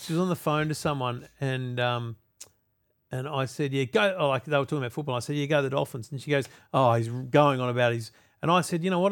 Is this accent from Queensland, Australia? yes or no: yes; Redcliffe, Queensland, Australia; moved away; I grew up in Redcliffe and went to Huffy Bonk State School